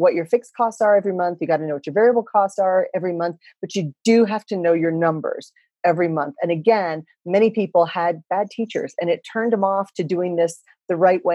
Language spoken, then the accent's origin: English; Texas, United States; moved away as an adult; also born or lived in Japan / Philippines / Singapore / Thailand; I come from Texas